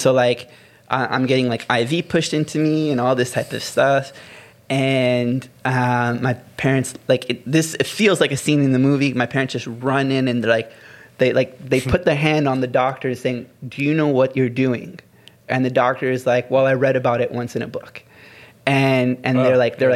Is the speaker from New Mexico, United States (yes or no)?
no; Maryland, United States; moved away; growing up in the states, like where I grew up in Maryland